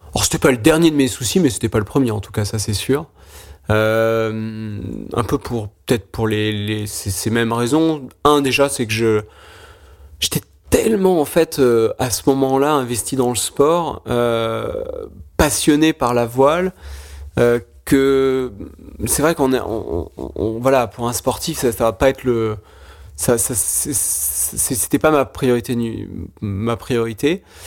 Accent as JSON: {"language": "French", "area": "Charentes", "region": "Nouvelle-Aquitaine", "country": "France", "tie": "born or raised there", "also_born_or_lived": "Lyon", "moved": "yes", "said": "je suis originaire de des Charentes"}